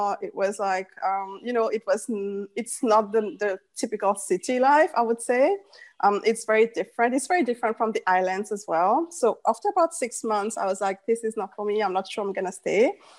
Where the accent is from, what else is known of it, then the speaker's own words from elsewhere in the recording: Mauritius; moved away as an adult; also born or lived in Maldives; I'm back to Mauritius right now. I'm originally from Mauritius, but I have been nomadic for about, let's say, 15 years. I came back, of course, during those 15 years to Mauritius, and now I'm back to Mauritius since August.